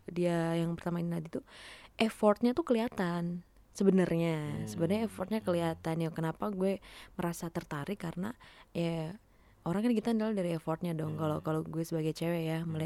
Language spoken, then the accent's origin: Indonesian; Central Java, Indonesia; dia itu asalnya dari daerah gue maksudnya dari dari Jawa gitu dari dari daerah Soloan gitu